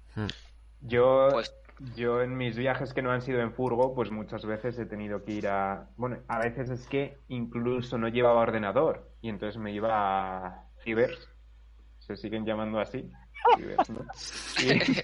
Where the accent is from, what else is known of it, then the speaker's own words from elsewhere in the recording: Segovia, Castile and León, Spain; en mi pueblo de Segovia